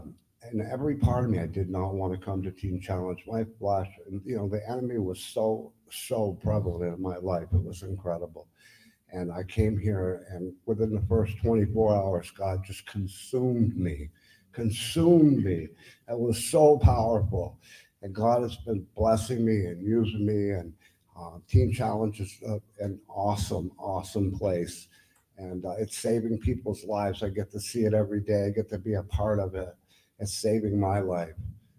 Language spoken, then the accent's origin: English; Lindenville, Vermont, United States; I'm from Lindenville, Vermont. I'm 60 years old, almost 61